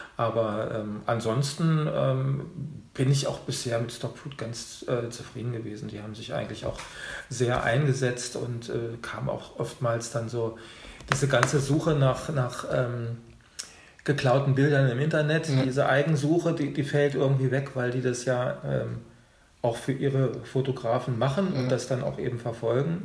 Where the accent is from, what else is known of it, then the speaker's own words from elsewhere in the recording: Hanover, Lower Saxony, Germany; moved away as an adult; also born or lived in Rhineland / Orlando; now in Berlin, Germany; ich bin äh, geboren in Hannover